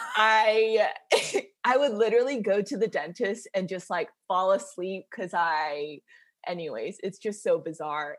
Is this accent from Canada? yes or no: no; Macon, Georgia, United States; I grew up in Macon, Georgia